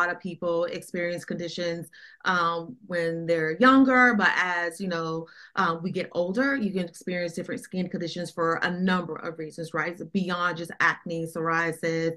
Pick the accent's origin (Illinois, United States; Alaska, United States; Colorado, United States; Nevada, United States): Colorado, United States; Denver; moved away as an adult; also born or lived in Atlanta; now in Washington, DC, United States; I was born and raised in Denver. Colorado, where the majority of my family is from.